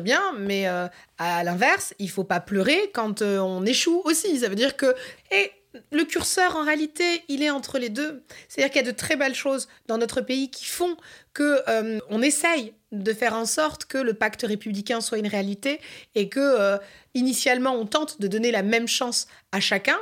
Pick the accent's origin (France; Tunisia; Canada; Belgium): France; en tant que Français et Française, on a de la chance